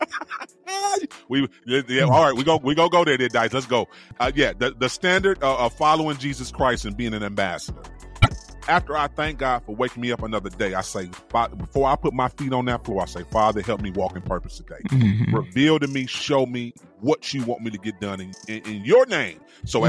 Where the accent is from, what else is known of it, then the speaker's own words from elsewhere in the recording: East Cleveland, Ohio, United States; I'm from East Cleveland.